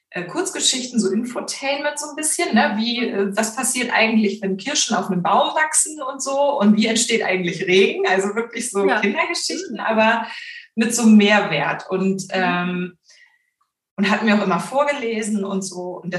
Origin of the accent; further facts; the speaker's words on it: Hamburg, Germany; Also ich war gerade in Hamburg, was ja meine Heimatstadt ist, ganz viel in der Lokalpresse unterwegs